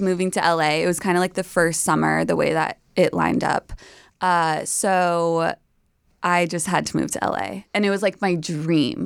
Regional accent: New York, United States; I'm from New York

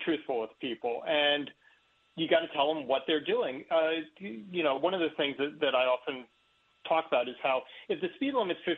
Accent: Washington, District of Columbia, United States; I grew up in Washington, D.C.

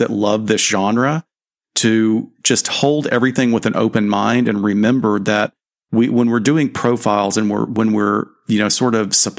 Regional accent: the South, United States; I'm glad I'm from the South.

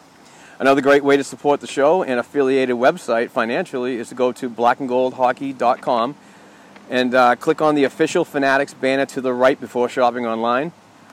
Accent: Amesbury, Massachusetts, United States; Amesbury, my hometown

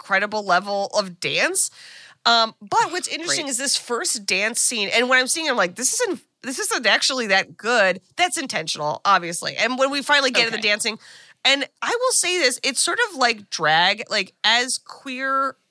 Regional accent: United States; as an American

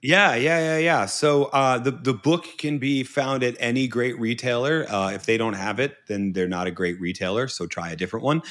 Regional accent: Northeast of the United States, United States; I come from the Northeast of the United States.

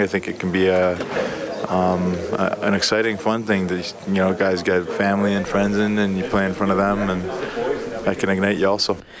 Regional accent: Canada; as a Canadian kid, you grow up watching the World Juniors

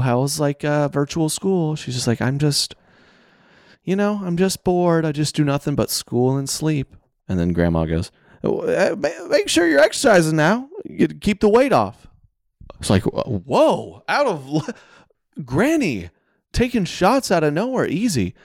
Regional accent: the South, United States; I'm from the South

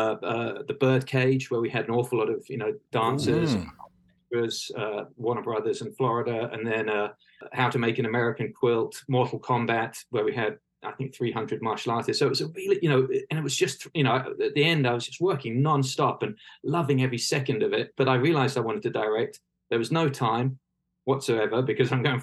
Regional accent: the Home Counties, South East England, United Kingdom; moved away as an adult; also born or lived in Winchester; now in Los Angeles, United States; I was born in Winchester. I didn't spend very much time there. I grew up in the home counties, which is sort of Berkshire, Windsor, Maidenhead

